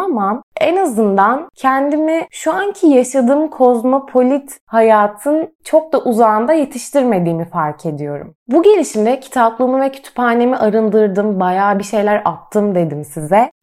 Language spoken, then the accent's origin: Turkish; Trabzon, Turkey; also born or lived in Kocaeli; Biz Kocaeli'nden Trabzon'a taşındığımızda çok büyük bir kültür değişimi yaşadığımı hatırlıyorum. Kaldı ki biz Trabzonluyuz ama ben Trabzon'da doğup büyümedim. İlkokul 2'de buraya geldiğimde